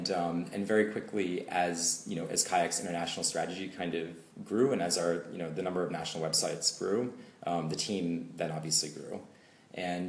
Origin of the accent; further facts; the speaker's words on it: United States; moved away as an adult; now in Berlin, Germany; growing up in the States